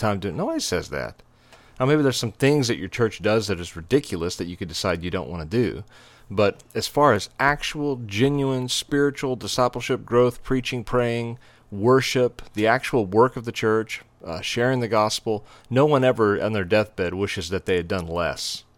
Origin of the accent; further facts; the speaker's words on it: Texas, United States; moved away as an adult; also born or lived in Nashville, Tennessee; We're from Texas